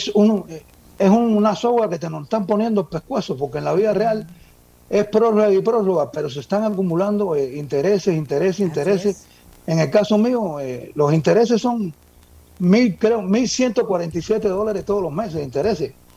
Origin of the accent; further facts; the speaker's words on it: Cuba; moved away as an adult; yo nací en Cuba, llevo aquí, llegué al país hace como unos 20 años.